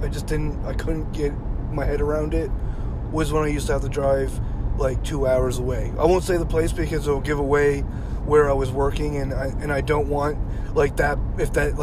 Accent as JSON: {"language": "English", "town": "Yarmouth", "region": "Nova Scotia", "country": "Canada", "tie": "born or raised there", "said": "It's Yarmouth. it's Yarmouth. I grew up in Yarmouth"}